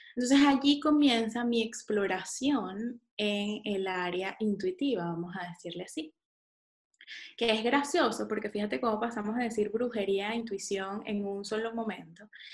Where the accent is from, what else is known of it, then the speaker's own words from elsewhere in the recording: San Antonio de los Altos, Miranda, Venezuela; also born or lived in Caracas; Yo vivía en San Antonio de los Altos, chiquita, eh, nací en Caracas, pero viví en San Antonio de los Altos